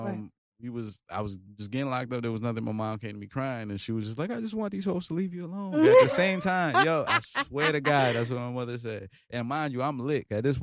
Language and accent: English; Virginia Beach, Virginia, United States; also born or lived in New York / Norfolk; Virginia boy now. I came from New York, but raised here